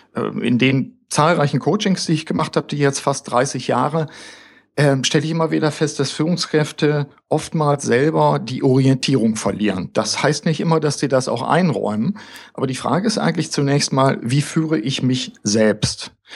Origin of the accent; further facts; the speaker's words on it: Germany; also born or lived in Osnabrück; bei uns zumindest in Deutschland